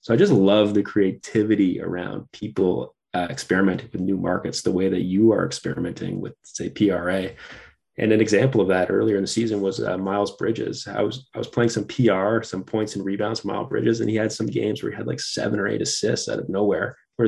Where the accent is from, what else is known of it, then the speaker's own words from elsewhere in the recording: Canada; Yeah, I mean, when I'm being Canadian, I grew up on hockey, you know, playing that from 5 years old.